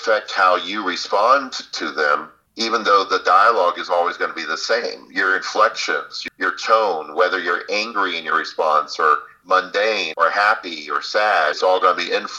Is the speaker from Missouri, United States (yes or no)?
no; Florida, United States; accent: Southern; I grew up in Florida.